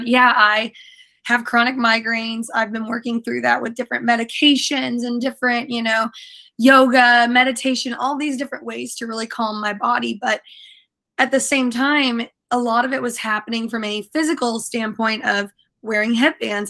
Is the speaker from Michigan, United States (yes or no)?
no; Indiana, United States; moved away as an adult; also born or lived in Tampa, Florida; now in St. Petersburg, United States; I came from the Midwest in Indiana. Indianapolis specifically is where I spent a lot of my time. I grew up a little bit closer to Kentucky